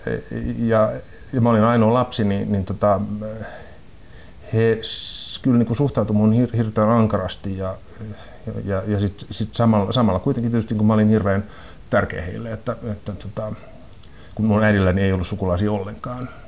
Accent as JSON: {"language": "Finnish", "town": "Rauma", "region": "Satakunta", "country": "Finland", "tie": "born or raised there", "moved": "yes", "lives_now": "Helsinki, Finland", "said": "mä olen kotoisin Raumalta, niin kuin pikkukaupungista, ja, joka oli silloin niin kuin 70-luvulla, kun mä olin pieni, ja sitten 80-luvulla, kun mä olin koulussa"}